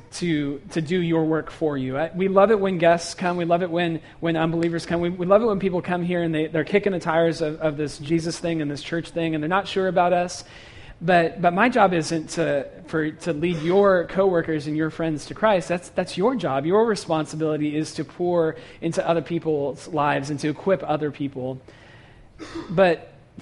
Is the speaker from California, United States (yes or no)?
yes; San Francisco Bay Area, California, United States; moved away as an adult; I grew up in San Francisco Bay Area